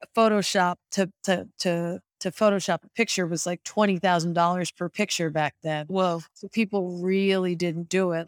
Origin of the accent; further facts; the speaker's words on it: Detroit, Michigan, United States; moved away; I grew up in Detroit